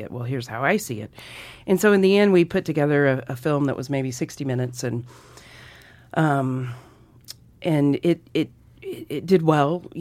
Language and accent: English; Mississippi, United States; now in Montana, United States; Yeah, I grew up in Mississippi